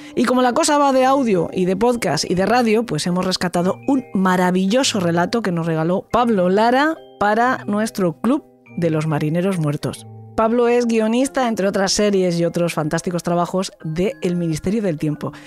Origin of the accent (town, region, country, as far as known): Spain